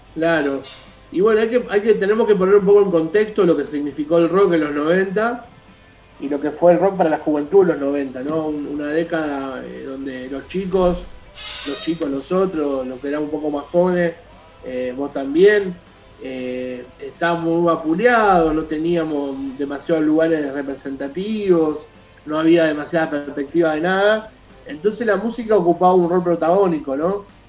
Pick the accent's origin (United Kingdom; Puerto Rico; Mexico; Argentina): Argentina; Hurlingham, Buenos Aires Province; soy de Hurlingham